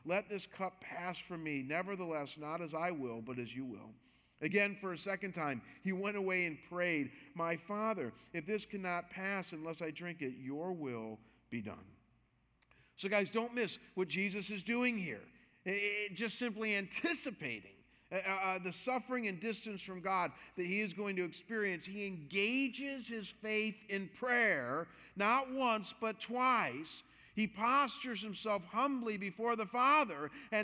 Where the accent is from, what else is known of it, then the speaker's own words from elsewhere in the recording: Cleveland, Ohio, United States; moved away; also born or lived in Chicago; I've been a Cleveland Browns fan because I'm from Cleveland